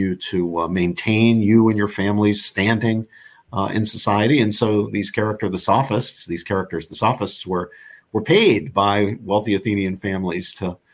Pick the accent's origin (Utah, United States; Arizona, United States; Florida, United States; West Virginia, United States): West Virginia, United States; Morgantown; moved away as an adult; now in Princeton, United States; the north central part of the state where I grew up in Morgantown